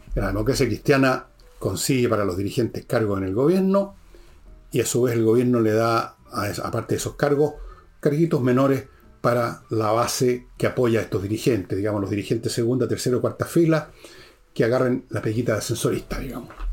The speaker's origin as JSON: {"language": "Spanish", "country": "Chile", "said": "yo me siento chileno de origen francés, alemán, italiano y un montón de weas más"}